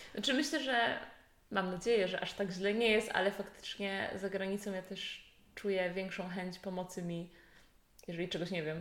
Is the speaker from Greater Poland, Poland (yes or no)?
yes; Poznań, Greater Poland, Poland; znowu jestem w rodzinnym Poznaniu